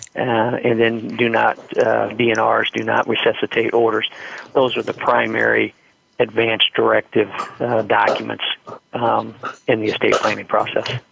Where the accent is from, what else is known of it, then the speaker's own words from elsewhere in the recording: Indiana, United States; I'm from Indiana